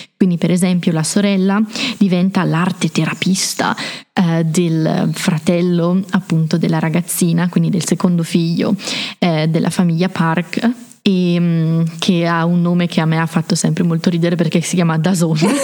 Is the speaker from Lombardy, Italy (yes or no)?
yes; Brescia, Lombardy, Italy; moved away as an adult; now in Trento, Italy; come avete già potuto notare dal mio simpatico accento provengo da Brescia